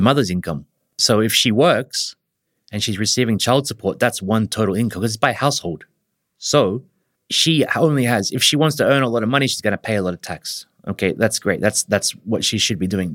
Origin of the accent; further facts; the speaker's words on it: Australia; moved away as an adult; now in Japan; I'm an Australian. I've been living in Japan for about twenty years.